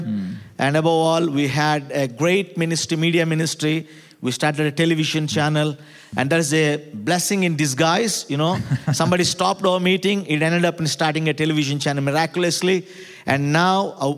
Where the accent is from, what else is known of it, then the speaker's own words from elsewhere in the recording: South India, India; I come all the way from South India.